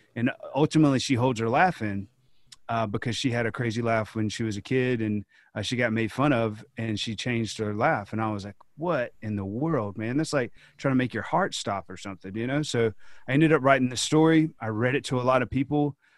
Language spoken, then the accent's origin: English; Georgia, United States; kids in my home state